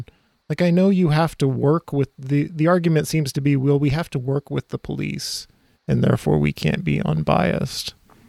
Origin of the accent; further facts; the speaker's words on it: Minneapolis, Minnesota, United States; I come from Minneapolis